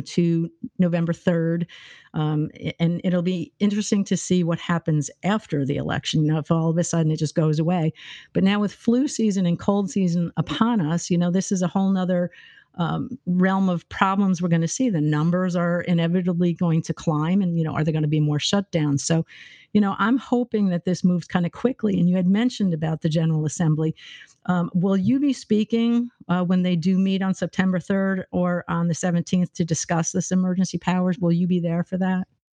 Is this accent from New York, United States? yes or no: yes; New York, United States; moved away; I'm from New York State